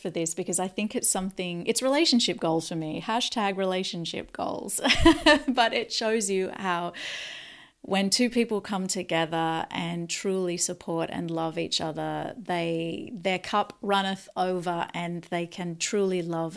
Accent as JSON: {"language": "English", "town": "Newcastle", "region": "New South Wales", "country": "Australia", "tie": "born or raised there", "said": "the Opened Mind Space in Newcastle, Australia. Shout out to my hometown"}